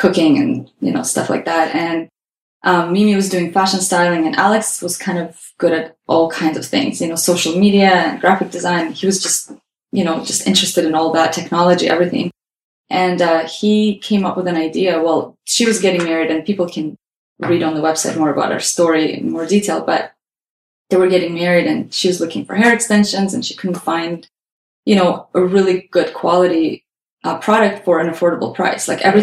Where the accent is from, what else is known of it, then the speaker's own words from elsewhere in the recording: Azerbaijan; moved away as an adult; now in Canada; we are from Azerbaijan